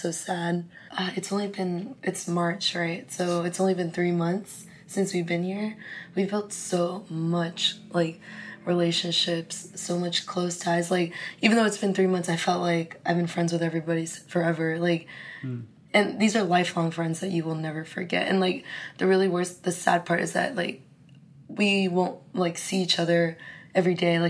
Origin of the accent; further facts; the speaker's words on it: California, United States; moved away as an adult; also born or lived in Arizona; now in Singapore; I'm from California. I go to school in Arizona, the University of Arizona